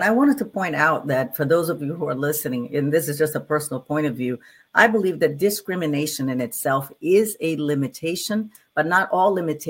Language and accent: English; Brazil; now in United States; and I come from Brazil.